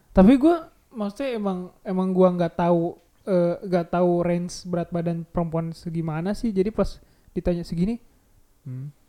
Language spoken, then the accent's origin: Indonesian; West Java, Indonesia; gue juga orang gue orang Sunda